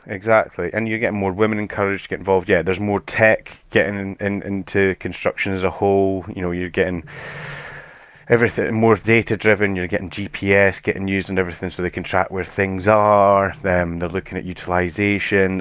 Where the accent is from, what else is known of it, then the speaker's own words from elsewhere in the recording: Edinburgh, Scotland, United Kingdom; accent: Scottish; so I'm from Edinburgh in Scotland, so we we don't have too it's not too much of a strong Scottish accent